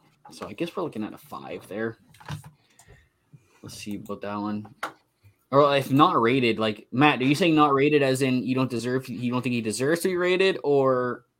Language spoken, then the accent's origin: English; Canada; I'm Canadian.